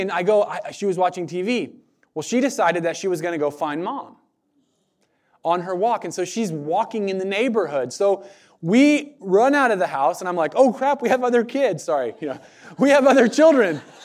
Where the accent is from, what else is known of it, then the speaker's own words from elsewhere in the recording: United States; American Christians